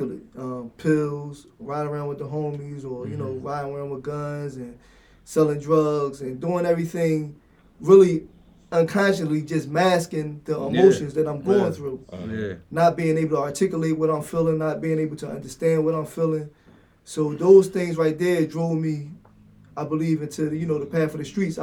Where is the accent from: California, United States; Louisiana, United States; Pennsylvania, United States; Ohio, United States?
Pennsylvania, United States; Philadelphia; I'm from North Philly, Strawberry Mansion area, 29th of Lehigh, 32nd of Cumberland, 32nd of York, you name it, I've been there